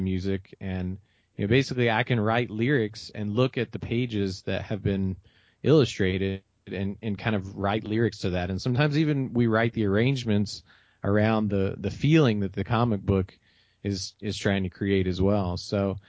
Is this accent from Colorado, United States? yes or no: no; Memphis, Tennessee, United States; where I came from growing up in Memphis or growing up in Tennessee